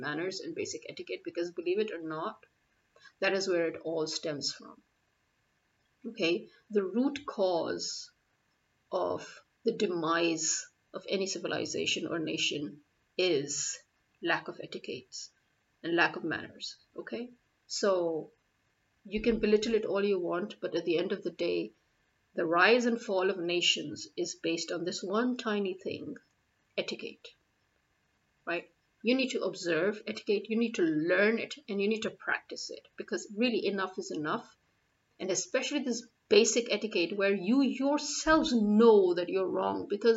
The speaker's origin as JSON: {"language": "English", "country": "Pakistan", "said": "I'm a Pakistani"}